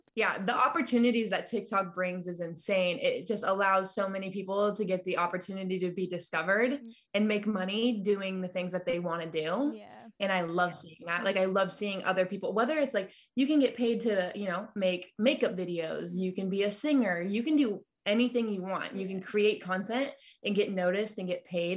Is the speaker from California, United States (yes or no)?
yes; California, United States; also born or lived in Nashville / Colorado / Albuquerque; now in Texas, United States; So I was originally born and raised in California